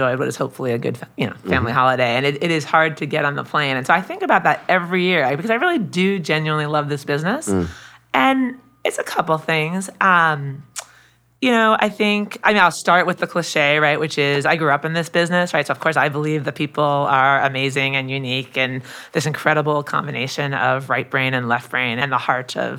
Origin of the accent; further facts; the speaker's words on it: New York City, New York, United States; me and of New Yorkers